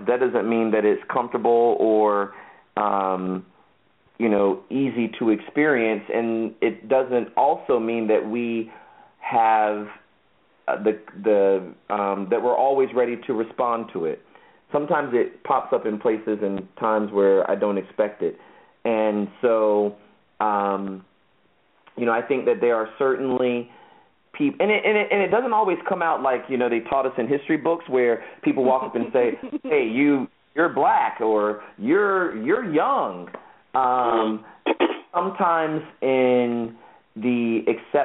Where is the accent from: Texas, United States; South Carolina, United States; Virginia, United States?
Virginia, United States; Virginia Beach; first language English; growing up in Virginia Beach, Virginia, with our mom and dad, I always knew I was black